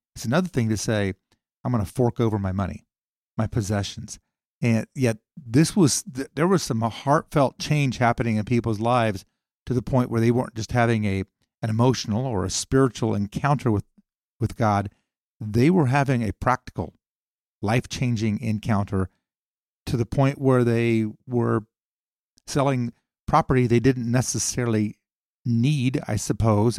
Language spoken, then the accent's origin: English; the North, Northern United States, United States; we Northerners